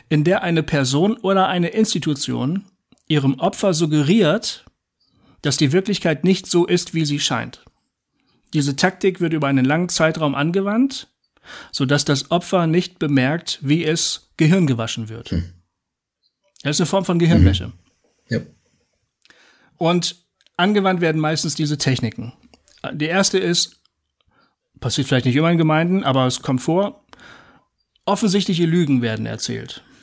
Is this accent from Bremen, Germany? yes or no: yes; Bremen, Germany; Bremen war mir wichtig, ja, ich bin Bremer.